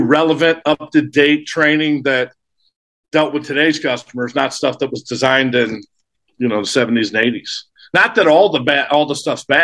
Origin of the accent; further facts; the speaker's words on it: St. Louis, Missouri, United States; moved away as an adult; also born or lived in Arizona / Riverside, California / Alaska; I grew up in St. Louis, state of misery, as I call it.